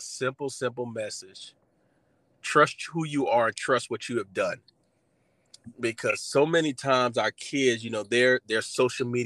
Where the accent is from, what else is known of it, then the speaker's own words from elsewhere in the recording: Orangeburg, South Carolina, United States; I'm from South Carolina, Orangeburg, South Carolina, born and raised